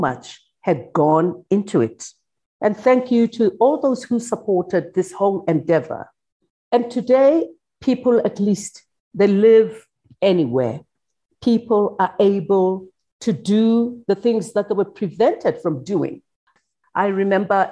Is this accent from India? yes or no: no; Soweto, Gauteng, South Africa; growing up in Soweto during apartheid